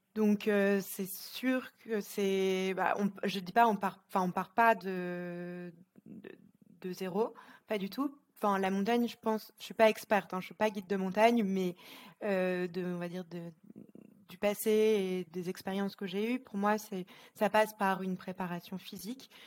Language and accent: French; Lille, Hauts-de-France, France; moved away as an adult; now in Geneva, Switzerland; je suis originaire de France, de Lille